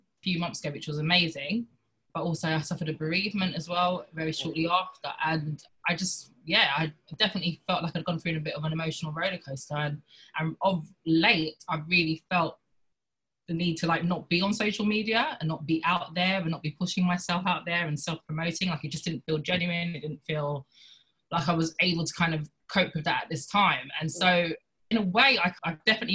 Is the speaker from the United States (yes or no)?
no; London, United Kingdom; I'm an actress from London